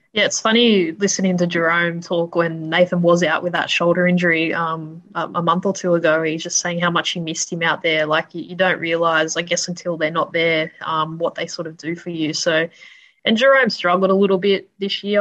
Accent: Sydney, New South Wales, Australia; I grew up in Sydney's west, um, right, basically near Penrith

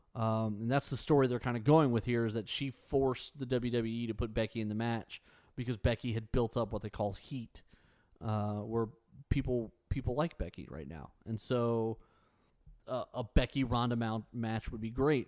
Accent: United States; As an American

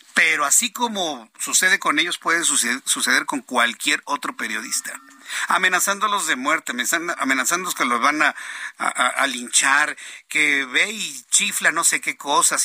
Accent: Mexico; somos millones los mexicanos que la apoyamos

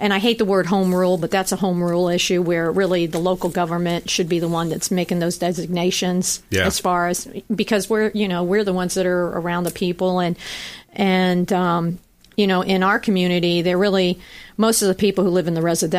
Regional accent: Largo, Florida, United States; growing up in Largo

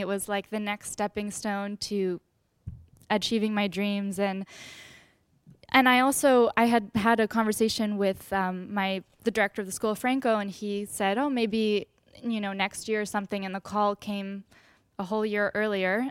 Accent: Westchester, New York, United States; I'm from Westchester, New York

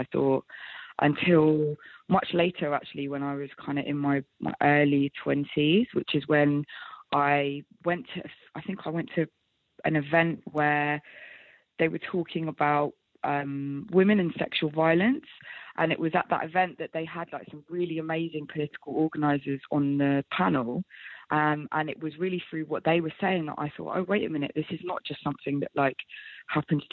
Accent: London, United Kingdom; growing up in London

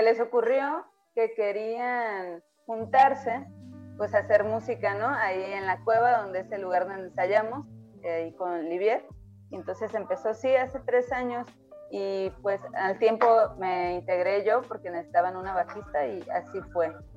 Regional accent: Tepic, Nayarit, Mexico; nosotras somos acá de Tepic, Nayarit

